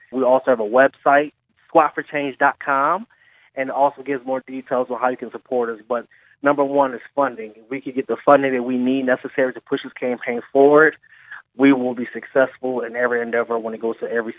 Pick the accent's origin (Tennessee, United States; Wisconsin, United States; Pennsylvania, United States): Pennsylvania, United States; Philadelphia; I am from Southwest Philadelphia.